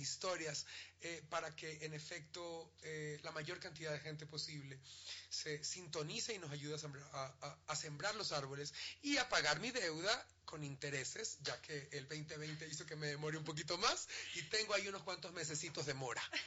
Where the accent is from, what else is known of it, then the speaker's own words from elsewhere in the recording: Ecuador; Como ecuatorianos